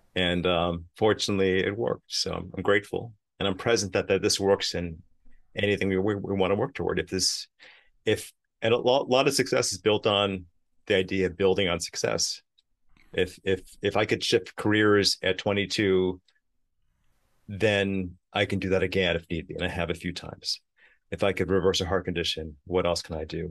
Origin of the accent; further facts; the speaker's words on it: New York City, New York, United States; growing up in Queens, New York